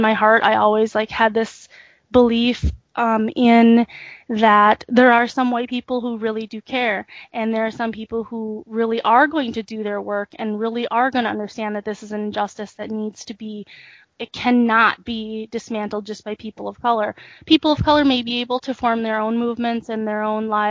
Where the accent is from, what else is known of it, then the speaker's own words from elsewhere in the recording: United States; also born or lived in South Korea; I was brought here when I was 6 months old and adopted. And so I was raised here my whole life.